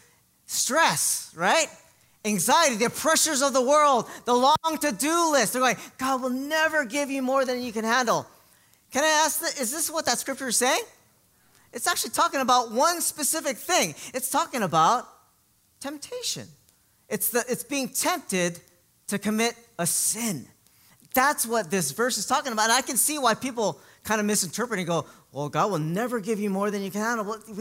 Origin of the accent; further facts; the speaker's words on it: Hawaii, United States; growing up in Hawaii